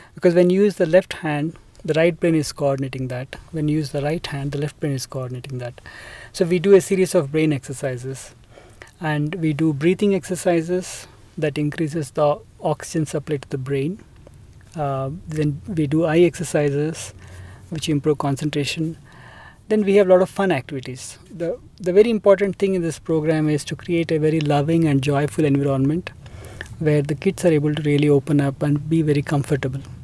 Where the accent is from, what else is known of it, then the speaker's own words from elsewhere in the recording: Hyderabad, Telangana, India; I am from India. So, I grew up mostly in Hyderabad.